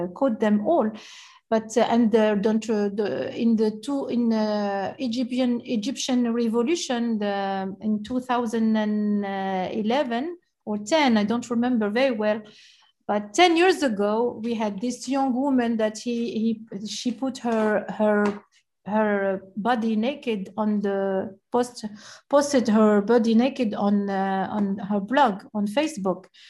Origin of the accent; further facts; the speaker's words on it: Algiers, Algiers Province, Algeria; I grew up in Algiers and even though in Algiers I grew up inside the museum